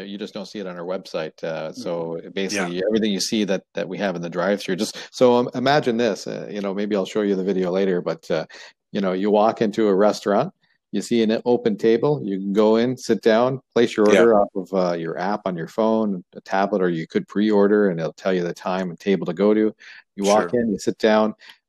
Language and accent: English; Canada; You know, we're Canadian. We're doing an Ontario-based business.